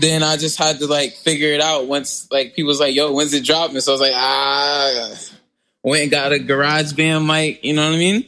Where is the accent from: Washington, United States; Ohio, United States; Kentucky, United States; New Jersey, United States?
New Jersey, United States; I am from South Jersey, from a very lovely place called Clay Rack